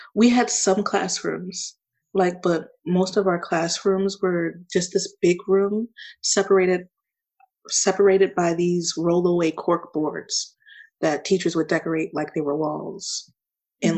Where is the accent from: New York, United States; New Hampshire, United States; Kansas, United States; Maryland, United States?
Maryland, United States; Baltimore; also born or lived in California / Savannah / Fort Stewart / El Paso; Baltimore is technically technically the place that I was raised. I moved there six months after my life started